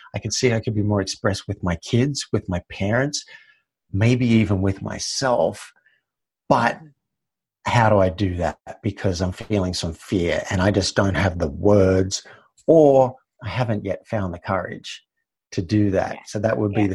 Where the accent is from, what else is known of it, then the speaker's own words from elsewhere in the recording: Australia; I grew up in Australia